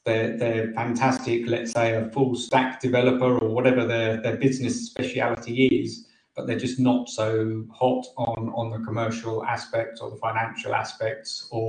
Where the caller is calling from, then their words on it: England, United Kingdom; Near London in England.